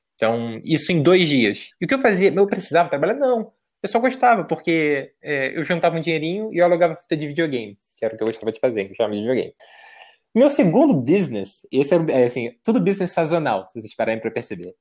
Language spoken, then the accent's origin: Portuguese; São Gonçalo, Rio de Janeiro, Brazil; moved away as an adult; also born or lived in Niterói / United States; now in São Paulo, Brazil; eu sou de São Gonçalo, no Rio de Janeiro. E eu morava do lado de um cemitério